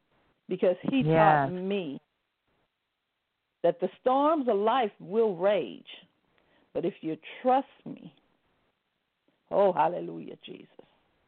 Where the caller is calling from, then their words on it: Arizona, United States; moved away as an adult; also born or lived in California; I'm calling from Arizona. And just as she said, I had came from California to Arizona, me and my son.